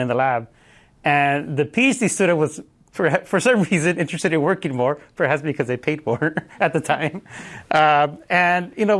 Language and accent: English; Los Angeles, California, United States; So, yeah, I grew up in Los Angeles, in Wilmington. Those of you who don't know, it's around Long Beach, San Pedro area.